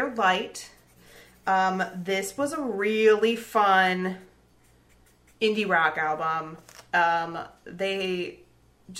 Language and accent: English; Detroit, Michigan, United States; my actual hometown of Detroit, Michigan